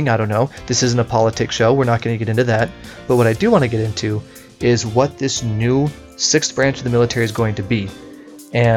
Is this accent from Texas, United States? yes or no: no; Las Vegas, Nevada, United States; moved away; I'm from there, so I feel like it would be good for my hometown